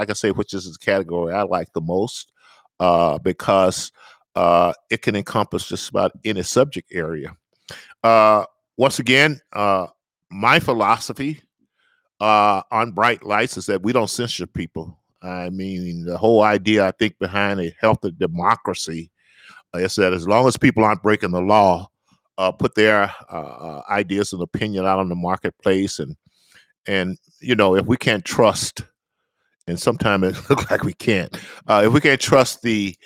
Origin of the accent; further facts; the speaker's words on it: the South, Southern United States, United States; I'm a Southerner